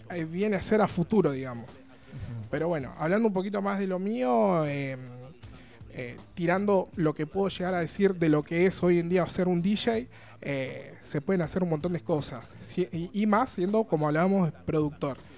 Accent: General Pico, La Pampa, Argentina; yo vengo de la ciudad de General Pico

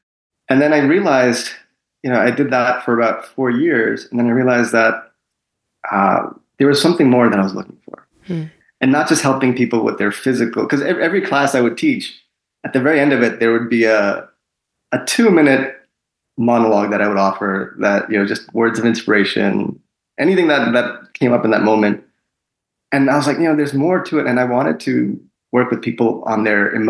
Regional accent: Long Island, New York, United States; also born or lived in India; I'm originally from India. I was born there. Mm-hmm. But my family moved to Long Island, New York, when I was 3 years old

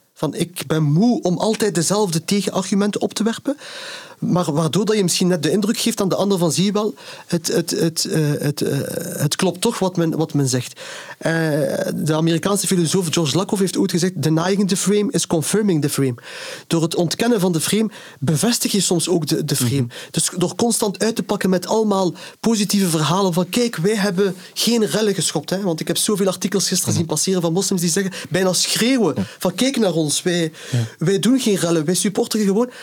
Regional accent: Ghent, Flanders, Belgium; ik ben hier geboren en, en getogen. ik ben ook fier op mijn stad. Ik voel mij ook op en top Gentenaar

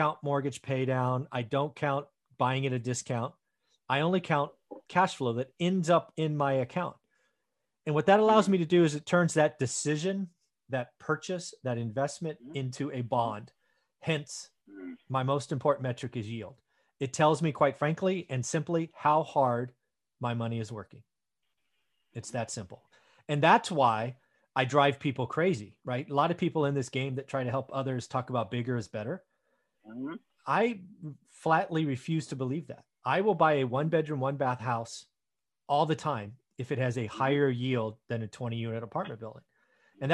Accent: the Bay Area, California, United States; I grew up in the Bay Area

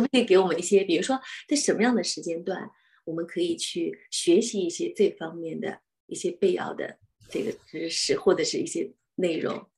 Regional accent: China; now in Australia; 我们中国人讲家丑不可外扬

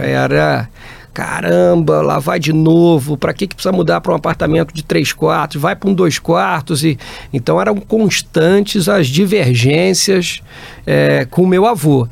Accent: Barra Mansa, Rio de Janeiro, Brazil; moved away; eu sou do interior do Rio, Barra Mansa, uma cidadezinha perto de Volta Redonda. É, fiquei lá, passei né, toda, a minha, toda a minha infância

